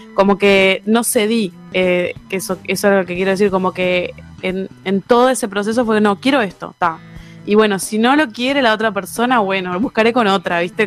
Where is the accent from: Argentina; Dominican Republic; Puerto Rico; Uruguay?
Uruguay; Maldonado; yo que soy de Maldonado, o sea, viajo de Maldonado a Montevideo